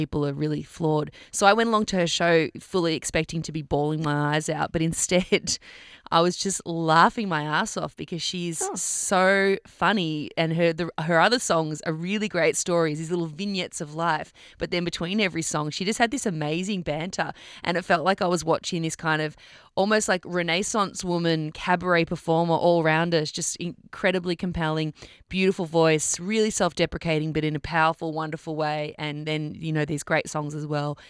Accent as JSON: {"language": "English", "town": "Melbourne", "region": "Victoria", "country": "Australia", "said": "I'm from Melbourne."}